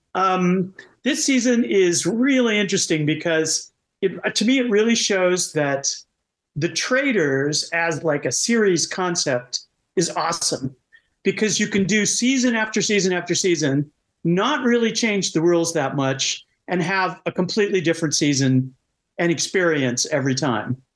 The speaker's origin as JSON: {"language": "English", "country": "United States", "said": "I'm American"}